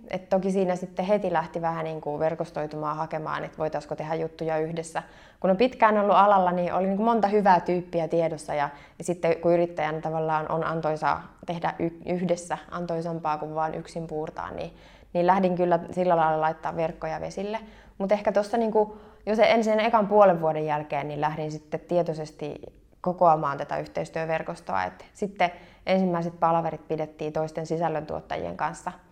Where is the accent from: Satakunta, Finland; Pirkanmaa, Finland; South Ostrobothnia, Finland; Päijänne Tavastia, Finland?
South Ostrobothnia, Finland; Kauhava; No mäkin olen Etelä-Pohjanmaalta. Eteläpohjalaisia on tosi paljon, mutta mä oon Kauhavalta.